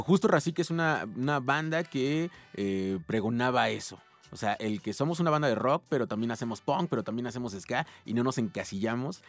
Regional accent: Ciudad Nezahualcóyotl, State of Mexico, Mexico; yo vengo de Ciudad Neza, que Ciudad Neza siempre se ha caracterizado por ser una ciudad contestataria

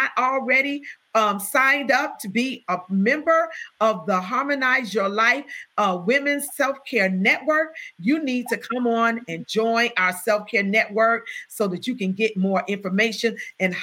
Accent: Chicago, Illinois, United States; I'm from the South Side

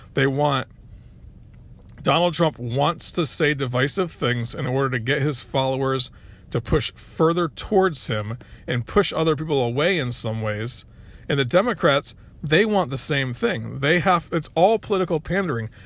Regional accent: Florida, United States; also born or lived in North Carolina; now in South Carolina, United States; I grew up in Florida.

